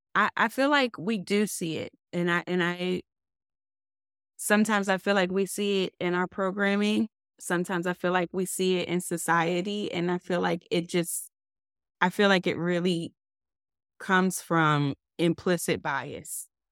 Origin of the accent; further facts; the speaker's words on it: Baltimore, Maryland, United States; moved away; I grew up in Baltimore, and I was still living in Baltimore around the time of Freddie Gray